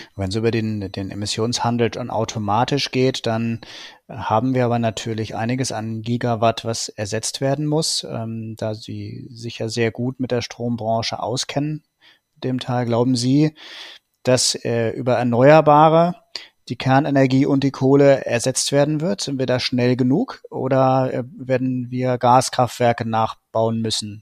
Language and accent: German; Germany